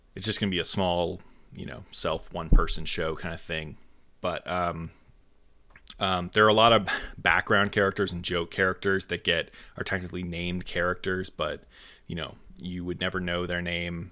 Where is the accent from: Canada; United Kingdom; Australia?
Canada; I am Canadian